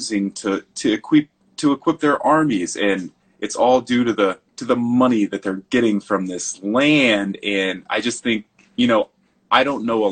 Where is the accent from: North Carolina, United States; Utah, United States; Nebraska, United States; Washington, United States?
Nebraska, United States; Lyman; also born or lived in Scottsbluff, Nebraska / Chico, California; I was born in Scotts Bluff, Nebraska, but they moved to Lyman, Nebraska.